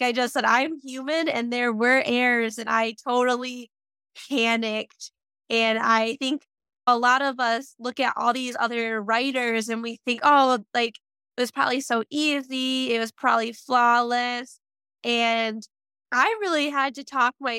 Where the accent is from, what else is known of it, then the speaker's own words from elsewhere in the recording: Muskegon, Michigan, United States; moved away; my hometown Barnes & Noble